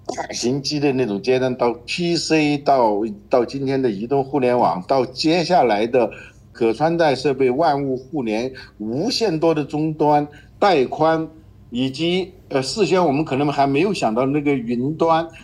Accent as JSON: {"language": "Chinese", "country": "China", "said": "我们中国人"}